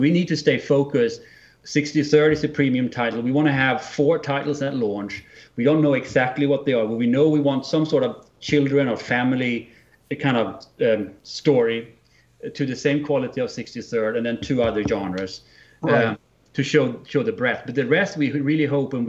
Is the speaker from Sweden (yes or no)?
yes; Sweden; accent: Swinglish; English is a second language; It's my Swinglish accent